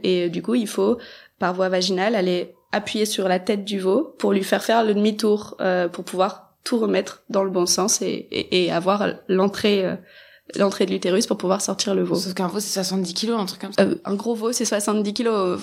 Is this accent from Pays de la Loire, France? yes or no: yes; Mayenne, Pays de la Loire, France; chez nous en Mayenne